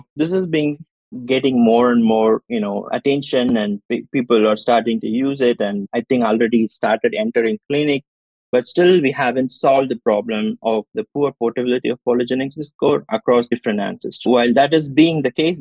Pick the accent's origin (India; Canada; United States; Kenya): India; I'm from India